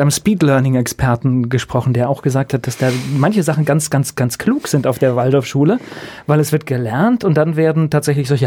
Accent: Mainz, Rhineland-Palatinate, Germany; In Gonsenheim, näher Breite Straße, also im also Herzen.

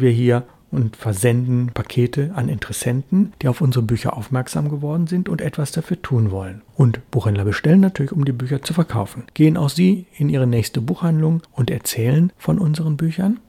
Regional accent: Bonn, North Rhine-Westphalia, Germany; moved away; meine Heimatstadt Bonn

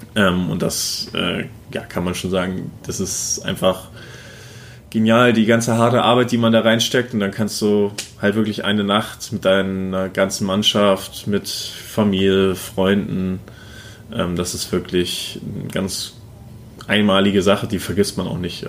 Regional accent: Buxtehude, Lower Saxony, Germany; also born or lived in Kiel; now in Erlangen, Germany; ich bin ja in Buxtehude aufgewachsen

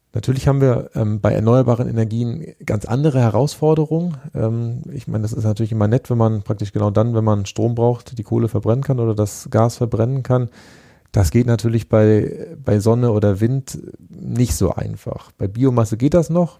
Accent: Germany; für uns als ähm, Deutsche, die, die, ja seit Jahrzehnten immer diesen Titel des Exportweltmeisters äh, innehaben

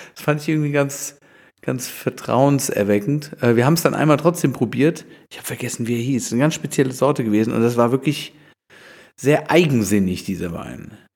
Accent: Germany; wir da als Deutsche

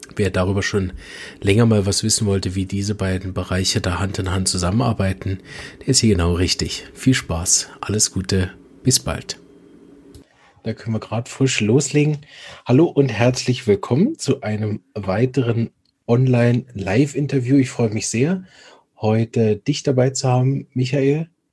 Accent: Berlin, Germany; aus Berlin, meiner Heimatstadt.

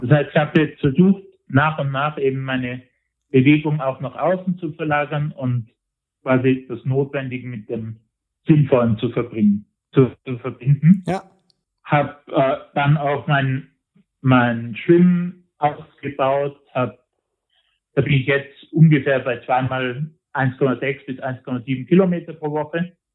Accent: Tyrol, Austria; bei uns in Tirol

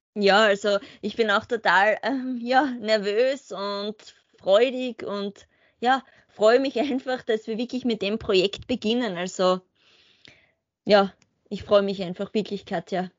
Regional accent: Spielberg, Styria, Austria; also born or lived in Graz; Ich komme aus dem Murtal, ähm, genauer gesagt da, wo der Red Bull Ring Spielberg liegt.

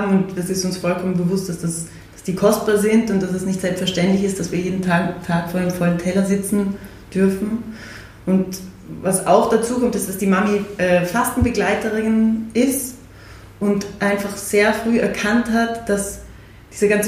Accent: Salzburg, Austria; Wir sind in Salzburg aufgewachsen, da hat sich das immer sehr gut ergeben

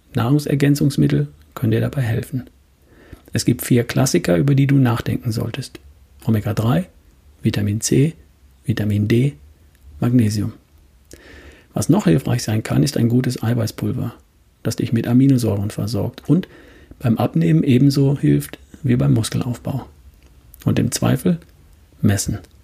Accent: Germany; bei uns in Deutschland

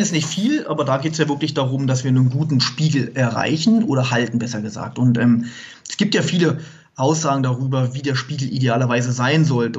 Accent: Munich area, Bavaria, Germany; wir kommen ja aus dem Raum München

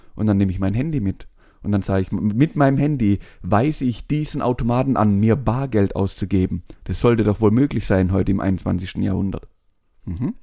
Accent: Swabia, Germany; Da bin ich Schwabe

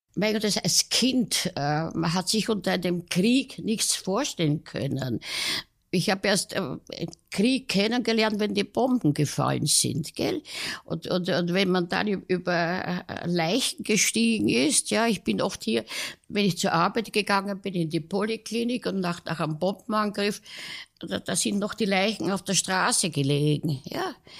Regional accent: Vienna, Austria; ich bin in Kaisermühlen aufgewachsen

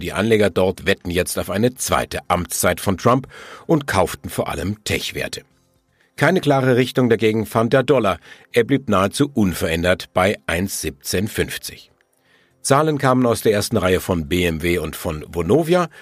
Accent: Germany; bei uns in Deutschland

